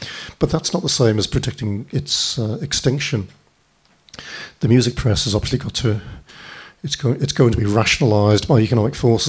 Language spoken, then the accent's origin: English; Hibbing, Minnesota, United States; the exact dimensions and room arrangement as the house I grew up in Hibbing, Minnesota.